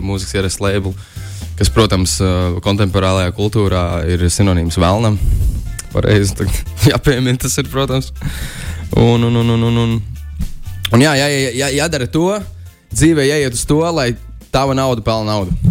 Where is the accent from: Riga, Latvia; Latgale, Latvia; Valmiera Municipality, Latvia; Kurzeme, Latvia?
Kurzeme, Latvia; Talsi; manā dzimtajā pilsētā